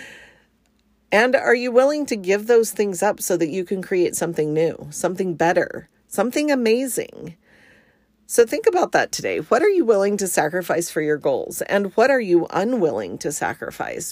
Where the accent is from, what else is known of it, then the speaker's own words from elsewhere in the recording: Arizona, United States; moved away as an adult; also born or lived in New Jersey; now in Washington, United States; I was born in New Jersey and my family moved to Arizona when I was pretty young. And so although I wasn't born there, I kind of feel like an Arizona native, and I lived there for most of my childhood